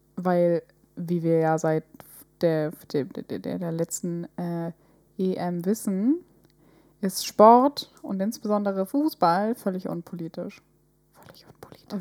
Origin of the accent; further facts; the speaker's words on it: Northern Germany, Germany; wir kommen ja aus dem Norden.